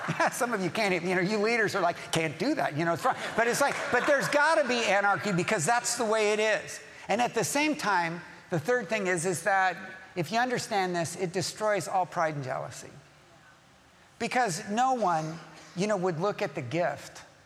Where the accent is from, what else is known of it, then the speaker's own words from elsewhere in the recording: Southern California, United States; I'm from Southern California. I've lived here all my life